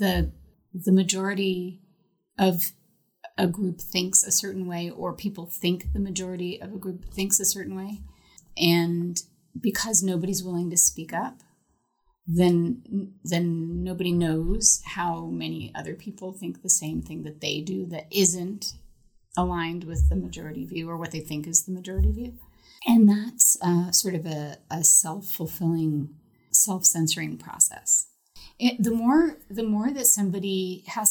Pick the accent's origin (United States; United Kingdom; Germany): United States; Northeast; I'm from the Northeast